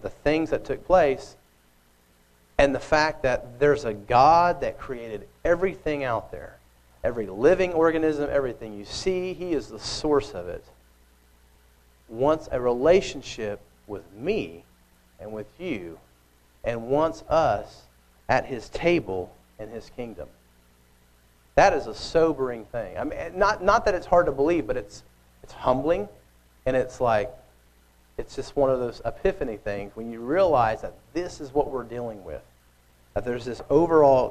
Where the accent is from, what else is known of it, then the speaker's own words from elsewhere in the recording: Oklahoma, United States; I grew up in Oklahoma. It's in the middle of America